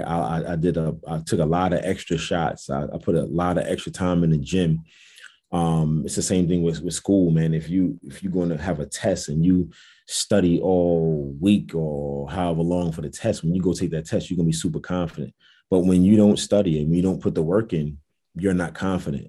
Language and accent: English; New York City, New York, United States; also born or lived in Jamaica, Queens; I'm actually from Brooklyn, New York